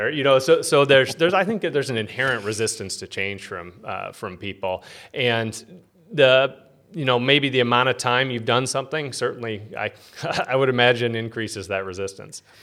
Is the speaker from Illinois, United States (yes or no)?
yes; Peoria, Illinois, United States; I was born here in Peoria